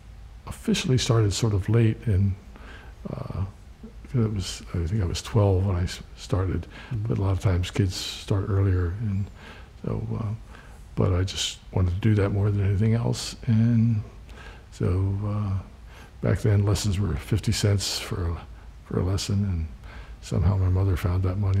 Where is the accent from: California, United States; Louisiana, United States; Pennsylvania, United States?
Pennsylvania, United States; Williamsport; Williamsport, Pennsylvania. Little League baseball.